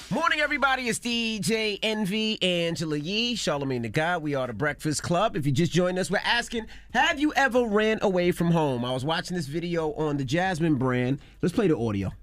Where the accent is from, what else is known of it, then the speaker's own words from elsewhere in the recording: New York City, New York, United States; my closest relative was my grandmother growing up. I'm from Queens